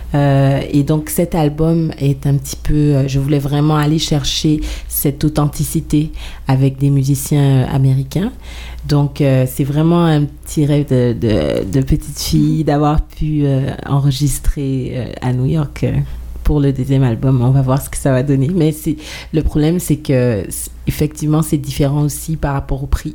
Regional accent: Guadeloupe; now in Montreal, Canada; je viens de la Guadeloupe, mais j'habite à Montréal depuis plus de 16 ans.

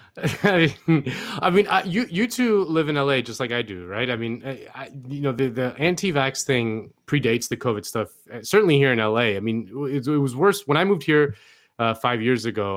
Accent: Spain; moved away; I'm from Spain originally

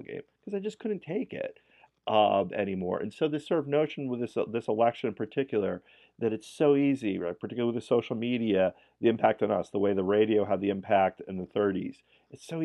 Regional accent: New York, United States; I come from New York Irish

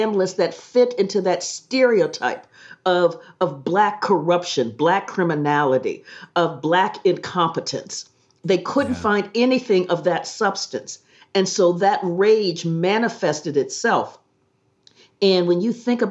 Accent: Columbus, Ohio, United States; I grew up in Columbus, Ohio

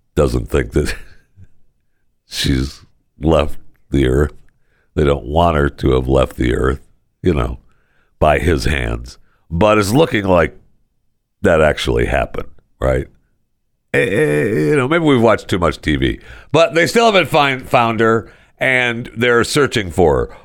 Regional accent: Michigan, United States; And I was born and raised right here.

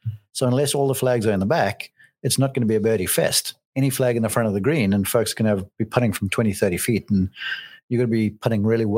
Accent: South Africa; I would lean towards the two Australians, even though I'm South African deep down.

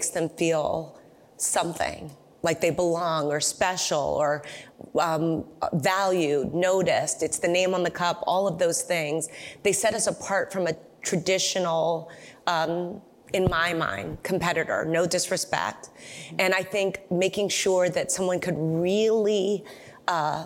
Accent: United States; I grew up in America

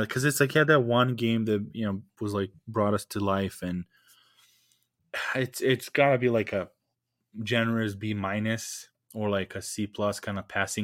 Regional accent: Serbia; English is a second language; now in Lincoln, United States

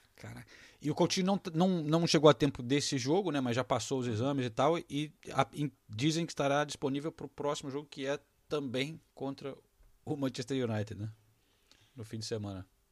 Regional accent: Brazil; moved away; eu preciso voltar para o Brasil. Realmente falo ah, um, um pouco como se eu tivesse nos anos 80 ainda, que é quando eu saí de lá

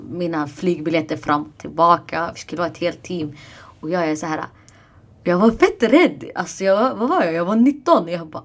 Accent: Iraq; accent: Iraqi (Arabic); jag har den här irakiska brytningen.

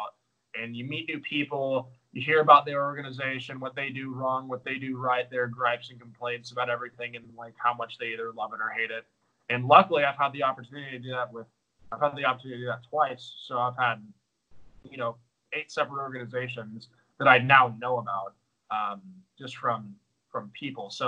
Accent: Texas, United States; we're obviously both from Texas.

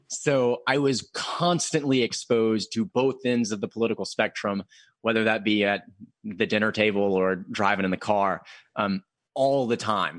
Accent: Murfreesboro, Tennessee, United States; moved away as an adult; now in Knoxville, United States; I am from the Nashville area. I'm from Murfreesboro

